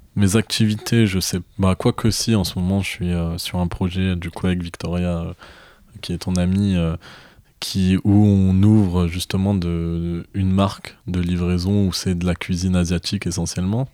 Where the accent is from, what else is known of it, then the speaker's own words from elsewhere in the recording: Marseille, Provence-Alpes-Côte d'Azur, France; je viens de Marseille